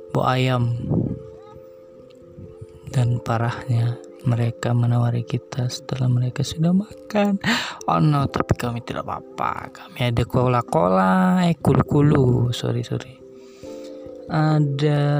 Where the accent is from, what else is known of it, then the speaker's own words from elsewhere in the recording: Kalimantan, Indonesia; born there; saya percaya bahwa diri saya adalah orang mandar dan kebetulan lahir di Kalimantan dan nenek saya orang Bugis.